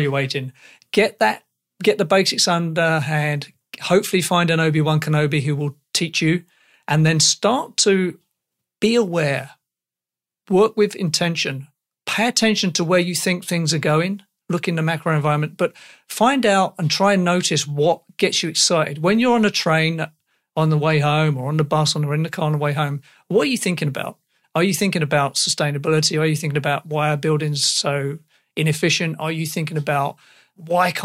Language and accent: English; England, United Kingdom; accent: English; I am English